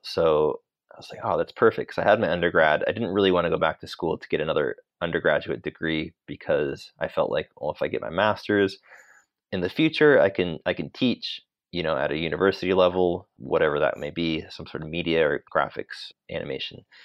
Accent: Sacramento, California, United States; moved away as an adult; also born or lived in Los Angeles, United States; now in London, United Kingdom; I grew up in Sacramento, in California

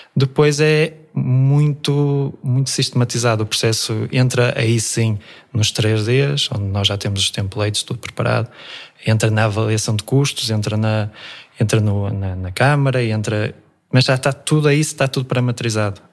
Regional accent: Vila Praia de Âncora, Viana do Castelo, Portugal; also born or lived in Almada / Afife; eu nasci, nasci em Almada, mas os meus pais vieram muito cedo para a Vila Praia de Âncora e sempre surfei aqui em Afif

